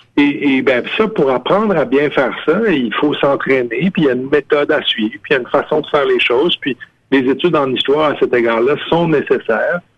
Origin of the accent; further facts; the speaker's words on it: Cookshire, Quebec, Canada; au village, chez moi, à Cookshire, dans les cantons de l'Est, le photographe du village, il était dans la maison qu'on habitait.